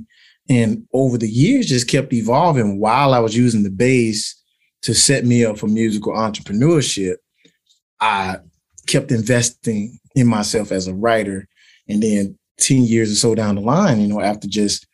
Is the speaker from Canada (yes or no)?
no; Tuscaloosa, Alabama, United States; also born or lived in Birmingham, Alabama; I'm originally from Tuscaloosa, Alabama